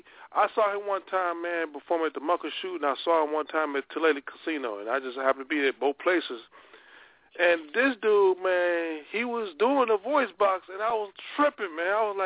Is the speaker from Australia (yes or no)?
no; Monroe, Louisiana, United States; I'm from Monroe, Louisiana